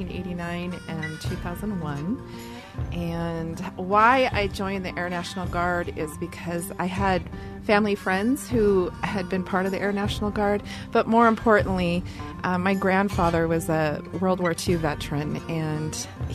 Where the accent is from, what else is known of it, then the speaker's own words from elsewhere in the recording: Seattle, Washington, United States; I'm from Seattle and born and raised there. Very proud of my native Seattle heritage.